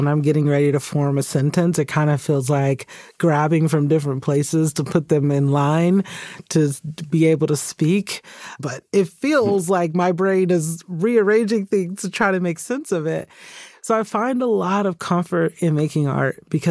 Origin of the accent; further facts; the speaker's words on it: Stone Mountain, Georgia, United States; moved away as an adult; also born or lived in Birmingham, England; I was a kid who grew up in the town Stone Mountain, Georgia